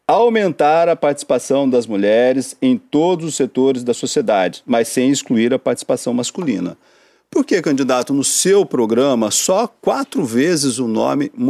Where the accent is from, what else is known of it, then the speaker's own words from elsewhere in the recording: Paraná, Brazil; porque eu conheço bem e eu sou paranaense.